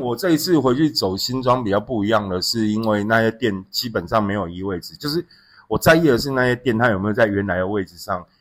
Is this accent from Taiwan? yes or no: yes; Xinzhuang, New Taipei, Taiwan; 我回到新庄那个地方，我从小在新庄长大，就我开始有自己的人生记忆开始就在新庄，在新庄有一条街叫中城街